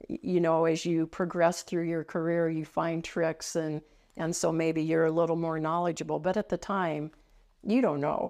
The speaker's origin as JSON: {"language": "English", "town": "Cheyenne", "region": "Wyoming", "country": "United States", "tie": "born or raised there", "said": "I grew up here"}